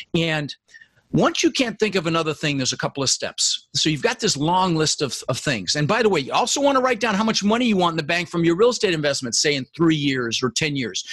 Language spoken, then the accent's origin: English; Denver, Colorado, United States; English is a second language; also born or lived in Netherlands; I immigrated from the Netherlands when I was 6 years old. Um, with my brother Albert, my mother's Vancha. Uh, we ended up in Denver, Colorado where I I lived for the next 30 years.